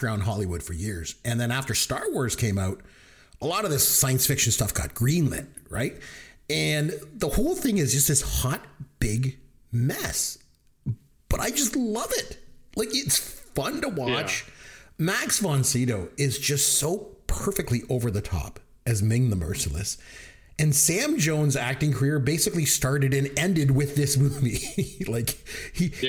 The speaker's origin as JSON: {"language": "English", "country": "Canada", "said": "I'm from Canada"}